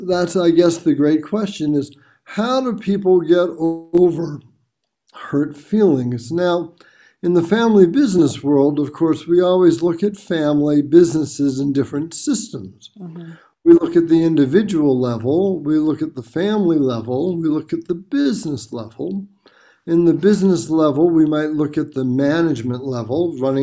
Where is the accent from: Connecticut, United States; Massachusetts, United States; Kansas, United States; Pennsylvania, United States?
Massachusetts, United States; Boston; I'm from the Boston, Massachusetts area in the United States